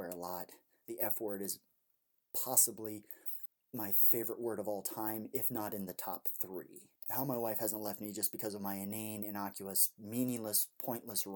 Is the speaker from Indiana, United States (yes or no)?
yes; Indiana, United States; my home state of Indiana